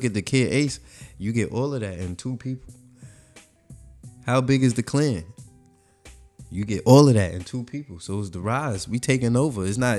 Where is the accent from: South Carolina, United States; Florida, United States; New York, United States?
New York, United States; New York City; Coming from Queens.